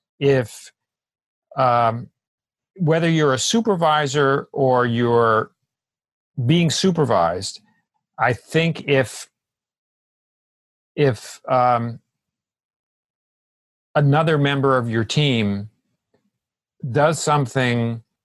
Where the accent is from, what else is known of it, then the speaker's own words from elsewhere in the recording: New York, United States; I'm from New York, and New Yorkers are known for being fast, being blunt